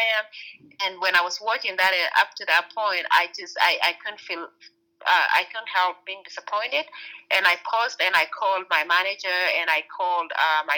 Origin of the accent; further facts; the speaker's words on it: Kenya; moved away; I grew up in Kenya